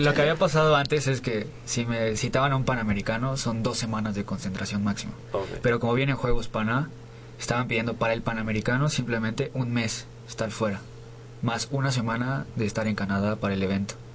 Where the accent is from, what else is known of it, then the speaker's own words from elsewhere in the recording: Nayarit, Mexico; now in Mexico City, Mexico; no soy de aquí, yo soy de Nayarit.